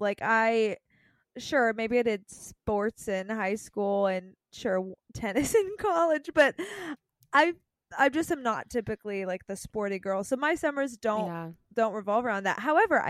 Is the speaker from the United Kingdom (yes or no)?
no; Canada; So for those listening and don't know me, I am Canadian.